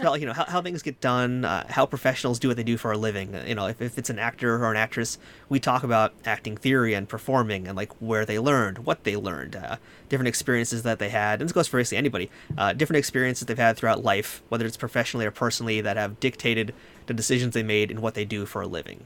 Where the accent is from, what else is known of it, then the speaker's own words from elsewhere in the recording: New York, United States; I'm from New York